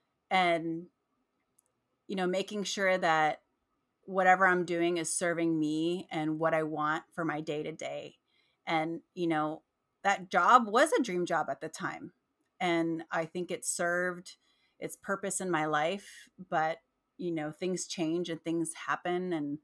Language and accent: English; Philippines; I don't know what it is about being Filipino, but there's something that you just love about it. And you know, I think growing up, I didn't embrace it as much as I do now.